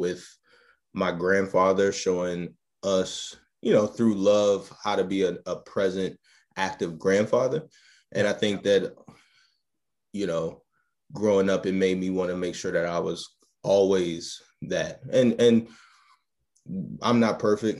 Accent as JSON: {"language": "English", "town": "Baltimore", "region": "Maryland", "country": "United States", "tie": "born or raised there", "said": "grew up in Baltimore, Maryland"}